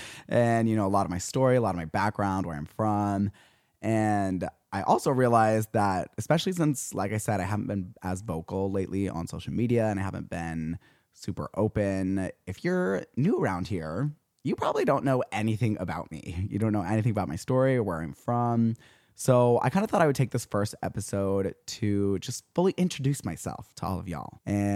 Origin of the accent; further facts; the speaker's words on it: Payson, Utah, United States; born there; So I was born in Payson, Utah, but I moved around my whole life. And yes, Utah. Yes, I grew up Mormon.